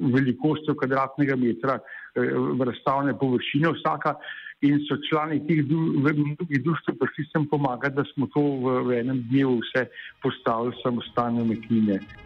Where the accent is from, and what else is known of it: Slovenia